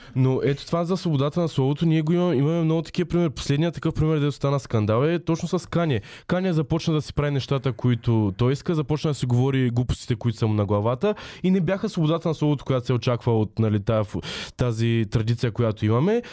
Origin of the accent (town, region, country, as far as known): Bulgaria; accent: soft (мекото) dialect